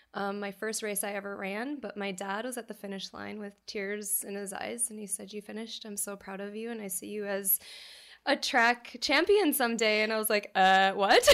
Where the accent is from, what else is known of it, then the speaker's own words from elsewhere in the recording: North Dakota, United States; moved away; I'm from North Dakota and a small family farm